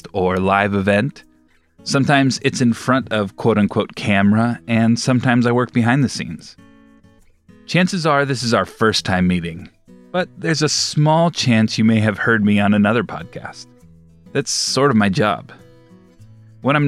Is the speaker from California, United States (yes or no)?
yes; Southern California, United States; Growing up in Southern California, I was invited to many beach parties